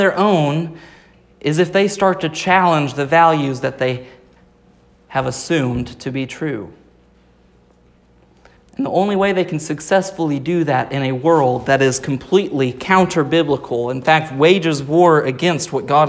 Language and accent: English; Rogers, Arkansas, United States; I was born in Rogers, Arkansas, not even remotely close to California.